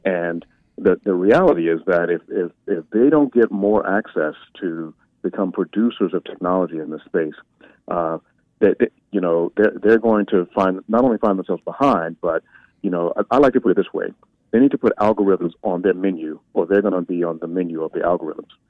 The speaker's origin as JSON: {"language": "English", "town": "Memphis", "region": "Tennessee", "country": "United States", "said": "my father's from Nigeria, but I'm from South Memphis"}